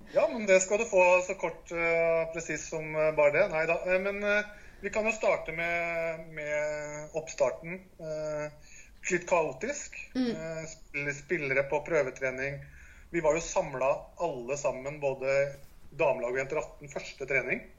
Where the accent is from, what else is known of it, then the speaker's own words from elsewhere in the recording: Larvik, Vestfold, Norway; Jeg kommer fra Larvik